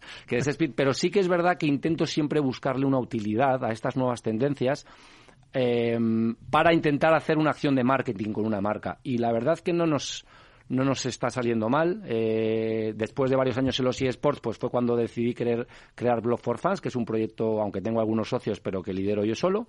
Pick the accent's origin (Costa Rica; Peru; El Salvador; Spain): Spain; Madrid, Community of Madrid; yo soy ramireño del Ramiro de Maestu